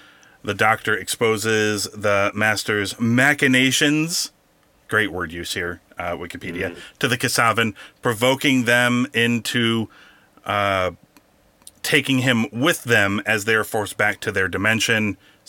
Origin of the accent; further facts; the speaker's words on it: United States; I, as an American